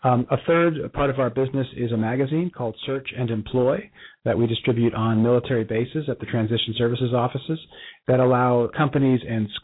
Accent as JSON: {"language": "English", "town": "Bronxville", "region": "New York", "country": "United States", "tie": "born or raised there", "also_born_or_lived": "Cincinnati", "moved": "yes", "lives_now": "Dallas, United States", "said": "We're both from the same hometown, just north of New York City"}